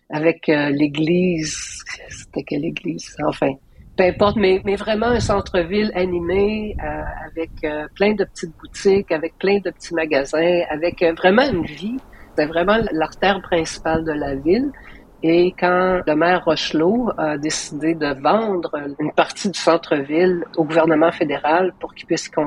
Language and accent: French; Gatineau, Quebec, Canada; Je connais bien le cinéma quartier parce que j'ai grandi à Hull.